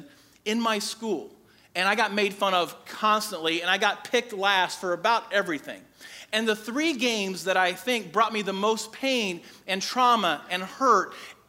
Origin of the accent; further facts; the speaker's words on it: Crawfordsville, Indiana, United States; I grew up in Crawfordsville, and our elementary school